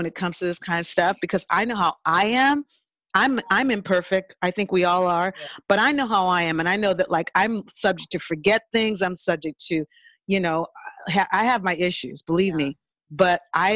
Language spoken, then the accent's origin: English; California, United States; also born or lived in New Orleans, Louisiana; my family moved to California